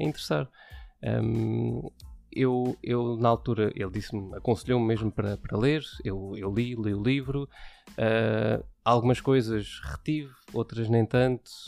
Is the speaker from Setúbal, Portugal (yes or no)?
yes; Setúbal, Portugal; moved away as an adult; now in Odivelas, Portugal; sou de Setúbal, natural de Setúbal, vivi lá durante, ehm, durante vinte e cinco anos